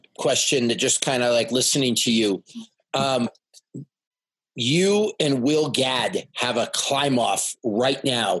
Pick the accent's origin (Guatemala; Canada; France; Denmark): Canada; also born or lived in Thunder Bay; if you're Canadian like me